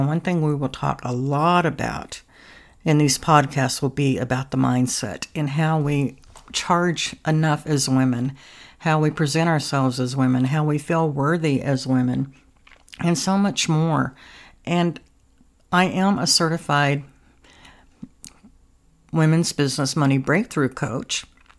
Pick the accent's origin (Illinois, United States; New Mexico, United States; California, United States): New Mexico, United States; I grew up in Southwest New Mexico, where I lived on a farm, and I was in 4-H